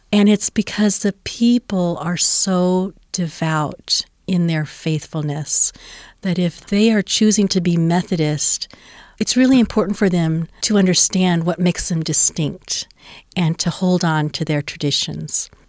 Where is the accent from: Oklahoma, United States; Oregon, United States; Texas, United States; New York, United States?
Oklahoma, United States; also born or lived in Cheyenne, Wyoming; now in Salt Lake City, United States; I grew up in the Bible Belt in Oklahoma